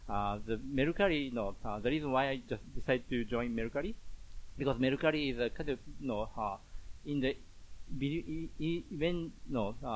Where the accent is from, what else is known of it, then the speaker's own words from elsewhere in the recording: Japan; English is a second language; moved away as an adult; also born or lived in Kuala Lumpur; I'm growing up in Japan and educated in Japan